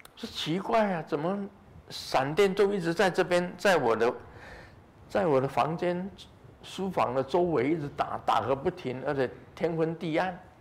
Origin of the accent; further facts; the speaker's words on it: Taiwan; 我们台湾话